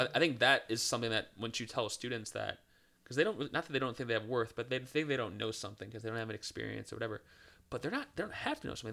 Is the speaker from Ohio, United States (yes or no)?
yes; Cleveland, Ohio, United States; now in Charlotte, United States; I'm from Cleveland, Ohio.